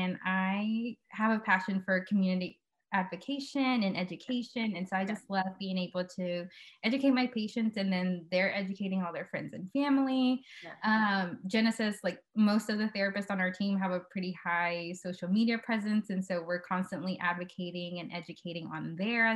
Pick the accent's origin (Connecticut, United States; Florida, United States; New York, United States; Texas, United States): Texas, United States; Dallas; I am from the Dallas area. So born and raised here.